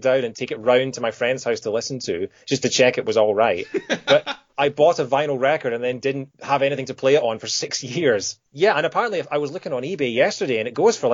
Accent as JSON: {"language": "English", "region": "Scotland", "country": "United Kingdom", "tie": "born or raised there", "also_born_or_lived": "Kent", "moved": "as an adult", "said": "I moved from Scotland down to Kent, so I was 400 miles away from home"}